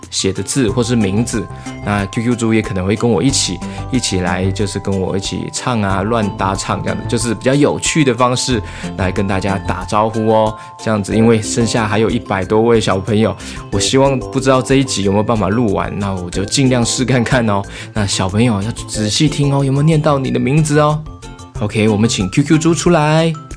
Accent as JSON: {"language": "Chinese", "town": "Douliu", "region": "Yunlin County", "country": "Taiwan", "tie": "born or raised there", "said": "我的故乡云林斗六"}